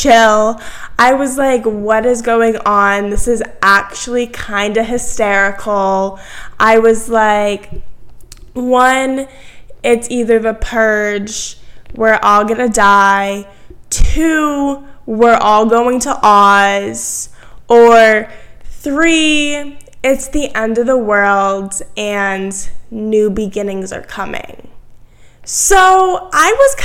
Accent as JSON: {"language": "English", "region": "Massachusetts", "country": "United States", "tie": "born or raised there", "moved": "as an adult", "lives_now": "Virginia, United States", "said": "I grew up in Massachusetts. I'm from Massachusetts, but I'm here in Virginia for college"}